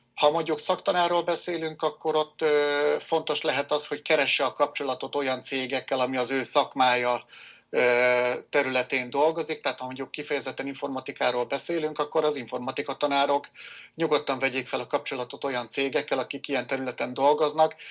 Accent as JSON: {"language": "Hungarian", "town": "Nyíregyháza", "region": "Szabolcs-Szatmár-Bereg", "country": "Hungary", "tie": "born or raised there", "said": "Nyíregyházán születtem, jelenleg is itt élek"}